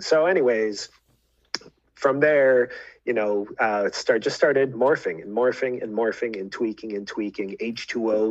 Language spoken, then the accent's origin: English; Fairport, New York, United States; also born or lived in Geneva, New York; I was born in Geneva, kind of followed my dad as he had different teaching jobs, ended up in Fairport